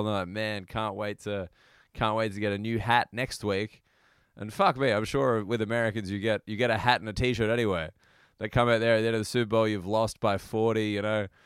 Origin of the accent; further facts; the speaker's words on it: Australia; as an Australian